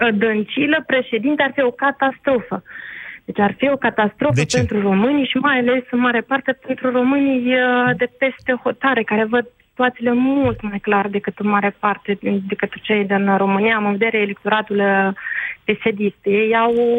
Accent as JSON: {"language": "Romanian", "country": "Moldova", "moved": "yes", "said": "sunt o româncă cu dublă cetățenie, respectiv din Republica Moldova"}